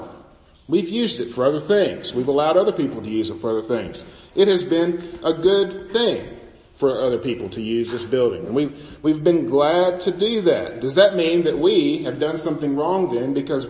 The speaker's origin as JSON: {"language": "English", "country": "United States", "said": "our traditions as American Christians"}